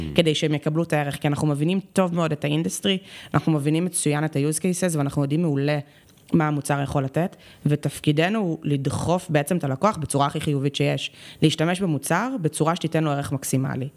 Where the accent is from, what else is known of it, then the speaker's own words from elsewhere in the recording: Tel Aviv, Tel Aviv District, Israel; הייתי בצופים, אצלנו בתל אביב זה היה נורא צופים, בסדר, אז בצופים מד' עד י"ב